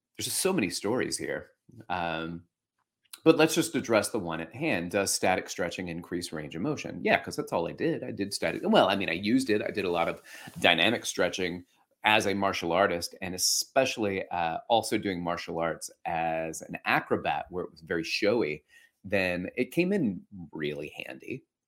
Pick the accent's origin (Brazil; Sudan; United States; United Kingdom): United States; Alabama; moved away as an adult; now in New York City, United States; before that, I grew up in Alabama